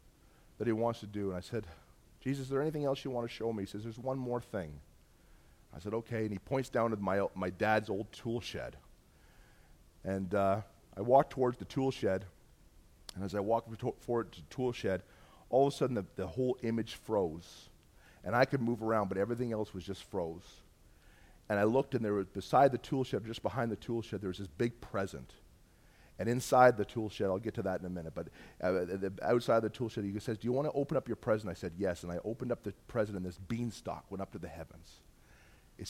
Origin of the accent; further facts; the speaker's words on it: Bolton, Ontario, Canada; I grew up in Bolton, Ontario